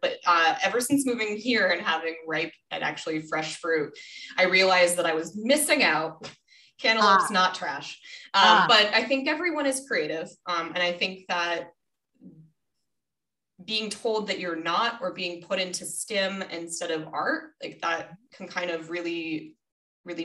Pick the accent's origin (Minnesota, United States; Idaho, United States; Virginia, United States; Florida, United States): Minnesota, United States; I was born in Minnesota